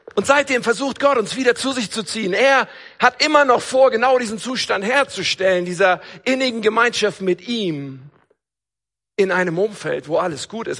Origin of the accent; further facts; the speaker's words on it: North Rhine-Westphalia, Germany; Ich komme ja aus Nordrhein-Westfalen